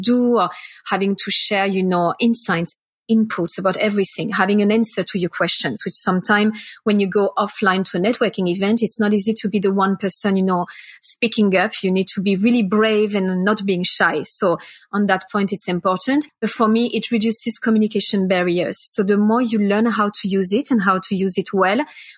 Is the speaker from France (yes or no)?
yes; France; also born or lived in Singapore; now in Melbourne, Australia; I'm from France